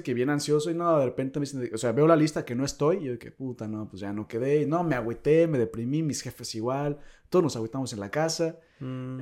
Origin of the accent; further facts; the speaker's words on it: Mexico; moved away as an adult; now in South Korea; éramos dos mexas